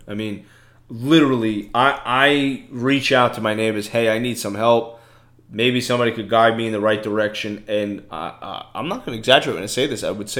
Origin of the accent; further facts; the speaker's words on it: New York City, New York, United States; now in Florida, United States; I come from Brooklyn, New York, okay?